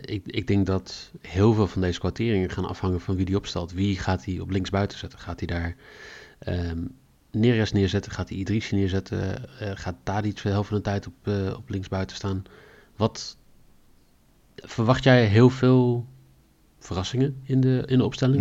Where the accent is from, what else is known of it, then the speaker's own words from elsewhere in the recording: Netherlands; wij natuurlijk als Nederlanders